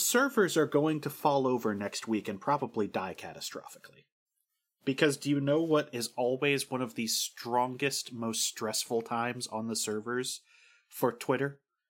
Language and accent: English; Ireland; as an Irish woman.